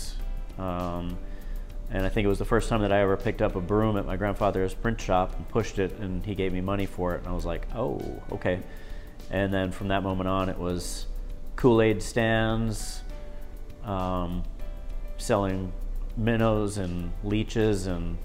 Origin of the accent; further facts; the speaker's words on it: Chisholm, Minnesota, United States; I was born and raised in Chisholm, Minnesota